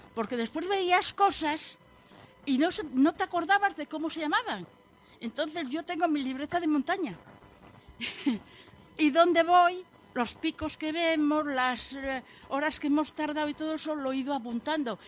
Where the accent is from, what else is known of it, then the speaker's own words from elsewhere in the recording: Santillana del Mar, Cantabria, Spain; moved away as an adult; now in Gijón, Spain; soy de Santillana del Mar